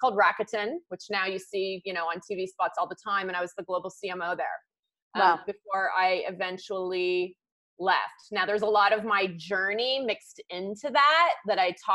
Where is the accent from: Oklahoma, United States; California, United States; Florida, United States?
California, United States; I'm from California. I went local, close to where I grew up.